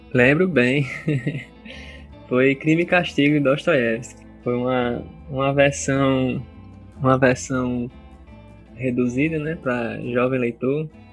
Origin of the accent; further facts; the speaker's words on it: Parnamirim, Rio Grande do Norte, Brazil; also born or lived in Natal; nasci em Natal, mas desde cedo, meus 5 anos de idade, eu comecei a morar em Parnamirim, né? E não saí mais de lá.